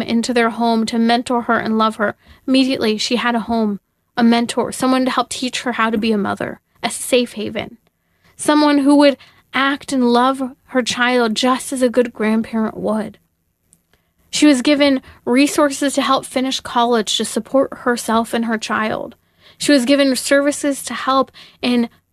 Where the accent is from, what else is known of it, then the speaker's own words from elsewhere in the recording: California, United States; my home state, such as California